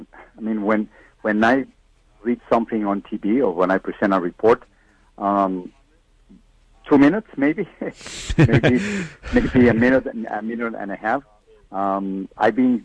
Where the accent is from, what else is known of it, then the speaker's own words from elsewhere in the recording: Mexico City, Mexico; English is a second language; moved away as an adult; now in United States; I was born in Mexico City, I grew up in the United States, I have an accent. I try to get rid of my accent. I just simply can't